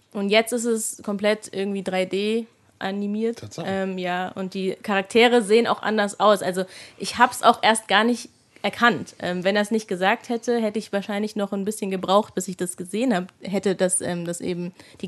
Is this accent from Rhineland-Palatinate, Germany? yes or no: yes; Mainz, Rhineland-Palatinate, Germany; now in Munich, Germany; Aber ich bin eigentlich ja aus Mainz.